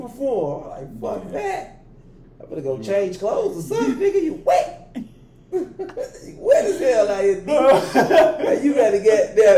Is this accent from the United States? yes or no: yes; Chicago, Illinois, United States; I'm from Chicago